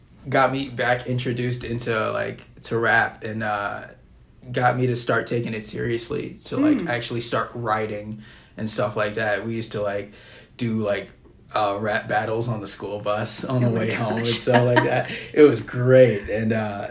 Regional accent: Dubuque, Iowa, United States; I am from Dubuque, yes. Okay. Born and raised.

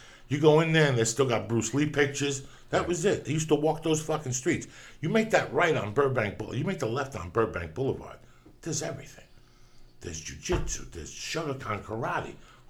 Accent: Cuba; now in United States; And I also, when I came from Cuba, I joined up in martial arts.

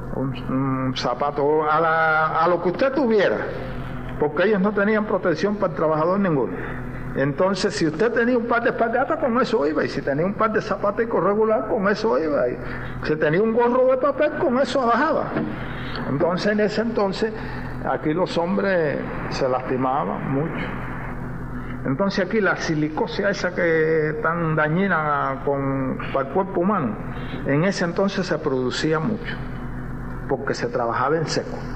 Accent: Cuba; Nosotros como cubanos

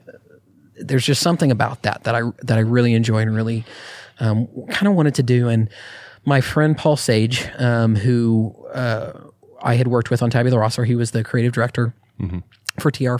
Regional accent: Austin, Texas, United States; also born or lived in New Mexico; I grew up in Austin entire career had been in Austin

